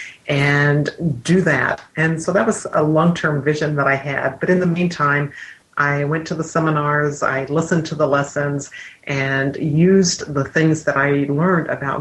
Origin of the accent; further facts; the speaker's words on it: Midwest, United States; I grew up in the Midwest